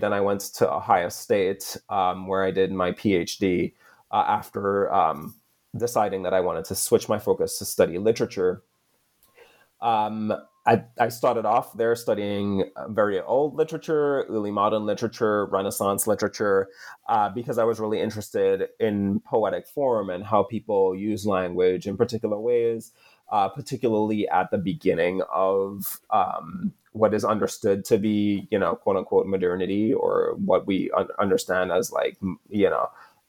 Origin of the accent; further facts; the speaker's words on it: Trinidad & Tobago; So I'm from the Caribbean island of Trinidad. That's where I was born and raised.